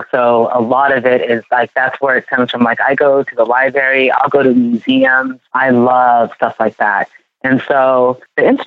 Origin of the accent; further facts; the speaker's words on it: Ghana; now in United States; You know, I am from Ghana, but I feel like because I moved here to the US and I live in this like melting pot and it's been this, you know, cultural mixing, I feel like that's how I mix it